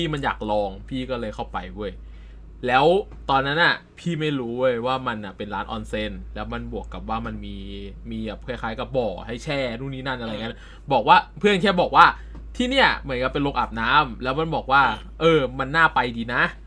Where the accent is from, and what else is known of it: Central Thailand, Thailand